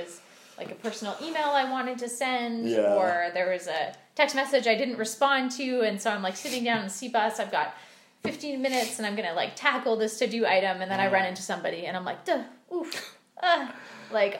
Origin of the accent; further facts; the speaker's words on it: Vernon, British Columbia, Canada; moved away; my hometown